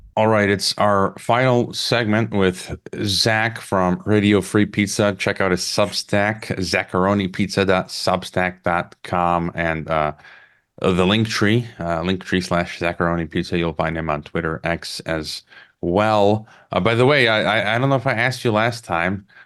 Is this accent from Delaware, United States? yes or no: no; Chicago, Illinois, United States; I'm from Chicago